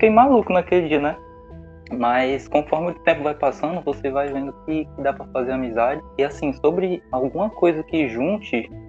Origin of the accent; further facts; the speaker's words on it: Quixeramobim, Ceará, Brazil; eu sou de, de outra cidade, né? Sou de Quixerambim.